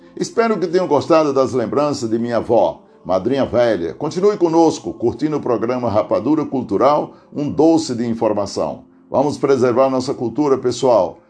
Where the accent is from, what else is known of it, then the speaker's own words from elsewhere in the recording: Aurora, Ceará, Brazil; now in Santo André, Brazil; lá no Tipi, distrito de Aurora, Ceará, onde nasci